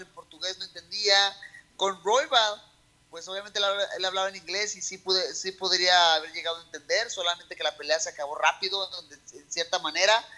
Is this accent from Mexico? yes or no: yes; Mexico; México, porque sé que puedo cambiar muchas cosas en mi país